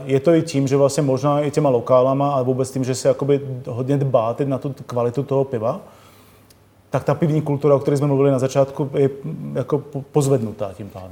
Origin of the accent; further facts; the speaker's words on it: Czechia; jsme Češi přece jenom